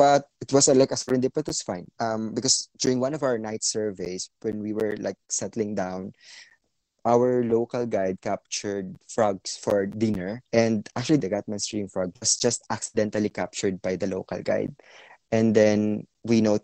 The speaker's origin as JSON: {"language": "English", "town": "General Santos", "region": "Soccsksargen", "country": "Philippines", "said": "I'm from General Santos City"}